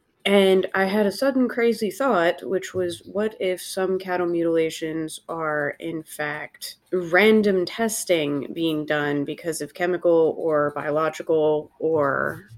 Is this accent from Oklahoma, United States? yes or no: no; Charleston, West Virginia, United States; I'm born and raised in Charleston, West Virginia.